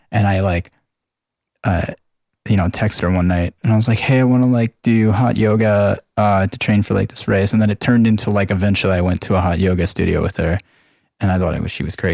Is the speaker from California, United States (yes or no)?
no; Long Island, New York, United States; I'm from Long Island